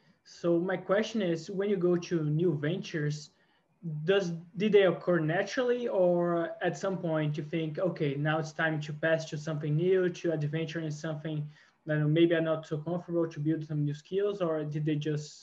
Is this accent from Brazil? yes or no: yes; Brazil